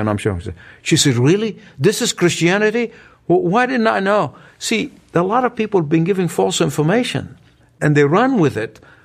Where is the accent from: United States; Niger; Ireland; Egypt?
Egypt; moved away; my hometown, the country of Egypt